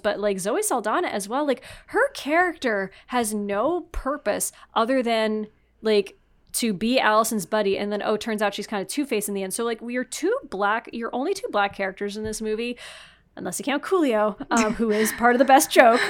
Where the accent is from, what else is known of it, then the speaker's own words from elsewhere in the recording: Canada; I'm French Canadian